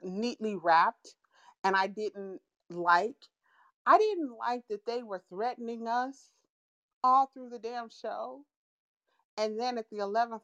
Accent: United States

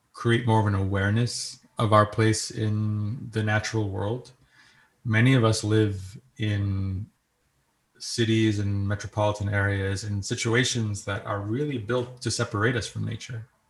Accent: New York, United States; accent: New York; my New York accent

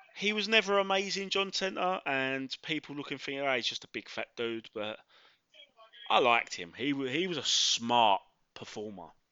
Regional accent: London, United Kingdom; born and raised in Mile End, Bow, East London

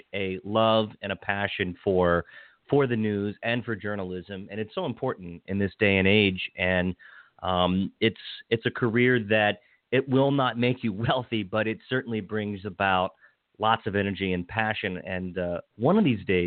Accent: Hagerstown, Maryland, United States; It's my hometown station. I grew up in Hagerstown

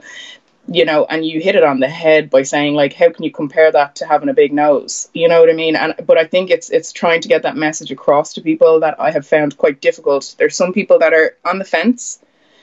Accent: Bray, Leinster, Ireland; also born or lived in Mississippi, United States; I grew up in Bray, and there was probably about four or five people of colour in the whole town

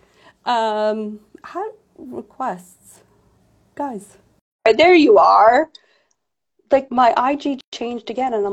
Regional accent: New York City, New York, United States; I'm a New Yorker through and through

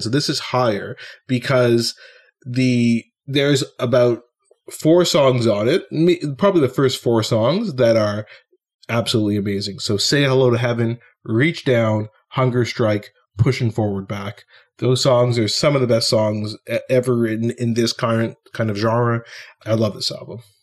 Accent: Ottawa, Ontario, Canada; my hometown of Ottawa

